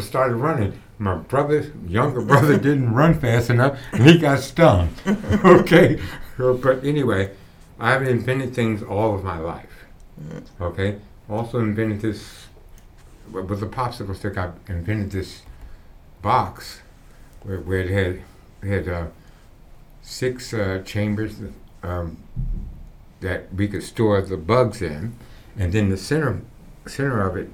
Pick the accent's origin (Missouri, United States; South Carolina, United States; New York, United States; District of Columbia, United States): District of Columbia, United States; Washington; I was born and raised here in Washington, D.C.